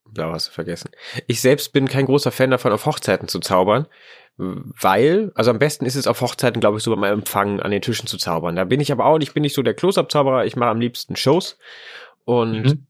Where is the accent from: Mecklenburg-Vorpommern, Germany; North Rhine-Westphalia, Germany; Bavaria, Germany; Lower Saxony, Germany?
Lower Saxony, Germany; in Niedersachsen, wo ich herkomme